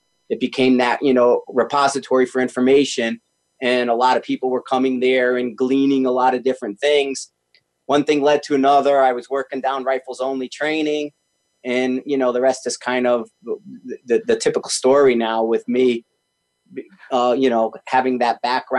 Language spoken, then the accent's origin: English; Bridgeport, Connecticut, United States; I'm from Connecticut originally, Bridgeport.